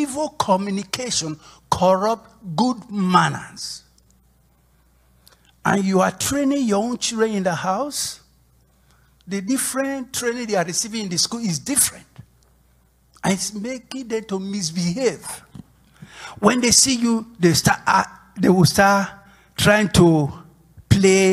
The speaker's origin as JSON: {"language": "English", "country": "Nigeria", "moved": "as an adult", "said": "when I was away from Nigeria"}